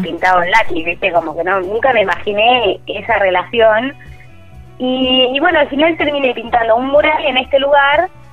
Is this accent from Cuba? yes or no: no; Argentina; mi país